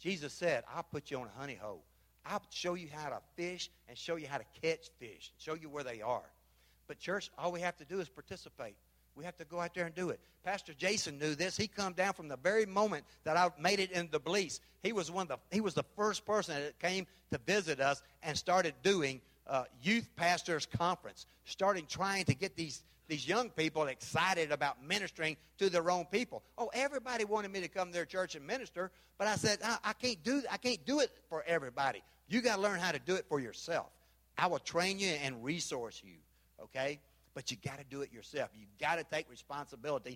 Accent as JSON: {"language": "English", "town": "Memphis", "region": "Tennessee", "country": "United States", "also_born_or_lived": "Panama", "moved": "yes", "said": "I'm from Memphis"}